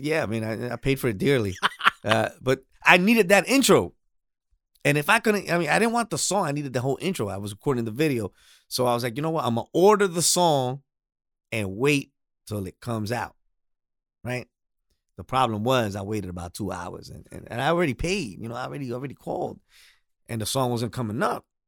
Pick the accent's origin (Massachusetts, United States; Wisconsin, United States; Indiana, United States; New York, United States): New York, United States; New York City; I was actually born and raised in Queens